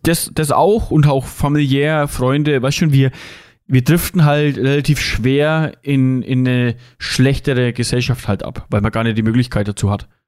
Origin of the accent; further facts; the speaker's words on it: Germany; bei uns in Deutschland